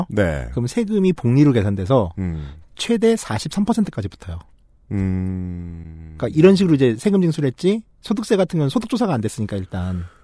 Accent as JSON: {"language": "Korean", "country": "South Korea", "said": "청취자 여러분, 저는 한국 사람입니다."}